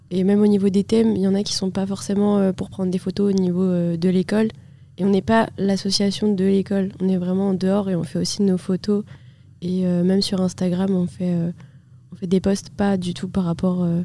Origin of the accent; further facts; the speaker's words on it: Vannes, Brittany, France; je suis aussi en deuxième année. Et euh, avec Laurine, euh, on vient toutes les deux de Vannes.